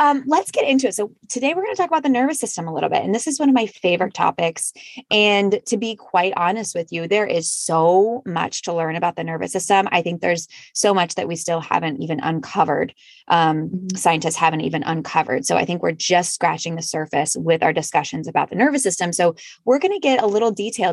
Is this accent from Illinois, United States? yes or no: no; Kansas, United States; moved away; also born or lived in North Carolina; I'm from Kansas, then we went to North Carolina, then we came here